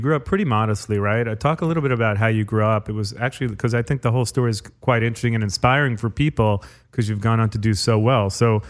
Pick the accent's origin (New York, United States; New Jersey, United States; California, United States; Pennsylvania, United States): New York, United States; That was my jam growing up in New York.